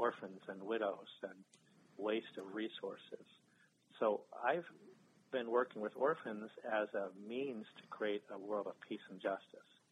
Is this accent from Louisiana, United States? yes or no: no; Ridgefield, Connecticut, United States; I grew up in Ridgefield, Connecticut